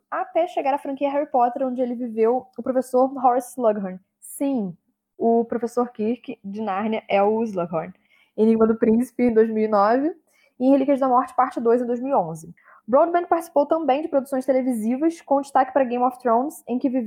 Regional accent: United Kingdom; Perdão, que eu sou britânica, aquelas.

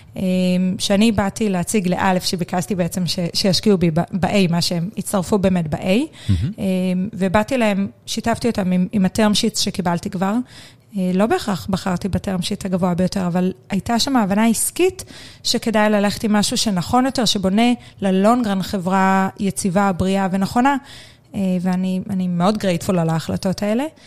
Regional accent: Na'an, Central District, Israel; אני גדלתי, אני קיבוצניקית במקור

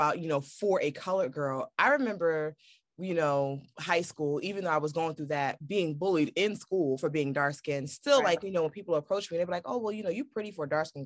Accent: New York City, New York, United States; growing up in Brooklyn

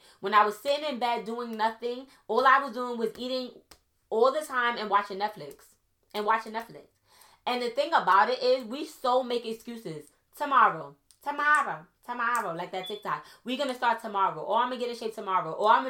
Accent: Trinidad & Tobago; I'm Trinidadian, so I could say this, okay?

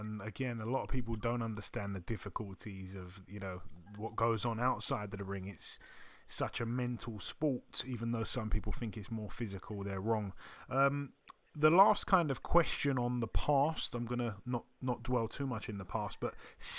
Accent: United Kingdom; especially as a Brit, staying up and watching that.

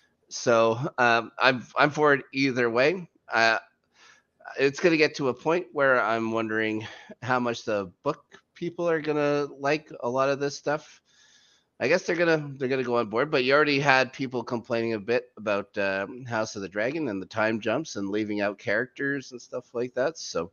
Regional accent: Canada; I'm still Canadian.

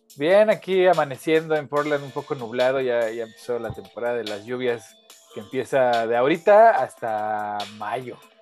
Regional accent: Mexico City, Mexico; viví, crecí en la Ciudad de México

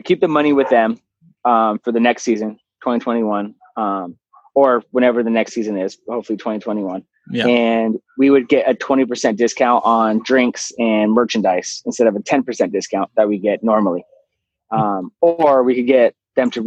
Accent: San Diego, California, United States; I'm from San Diego.

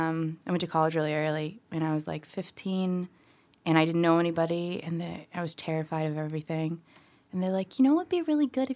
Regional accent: Philippines; born there; I'm from a family of immigrants. I was born in the Philippines, and we would go to the symphony with my grandparents on special occasions.

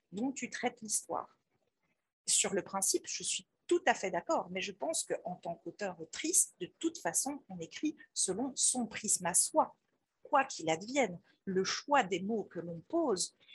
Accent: Belgium; moi, je suis belge

